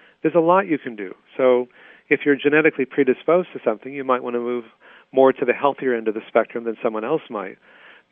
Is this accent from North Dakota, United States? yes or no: no; Texas, United States; when I was growing up in Texas